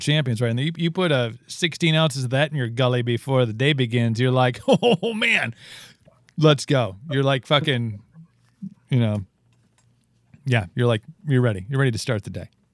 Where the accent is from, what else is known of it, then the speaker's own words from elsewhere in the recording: Wisconsin, United States; my by youth in a small town in Wisconsin